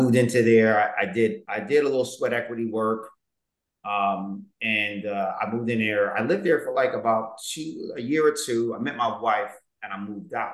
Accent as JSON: {"language": "English", "town": "Philadelphia", "region": "Pennsylvania", "country": "United States", "tie": "born or raised there", "said": "I was raised in Southwest. I actually bought my parents' home"}